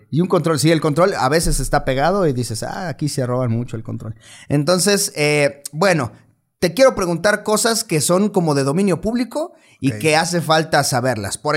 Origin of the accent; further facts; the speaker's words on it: Mexico; obligación como mexicano leer toda mi constitución.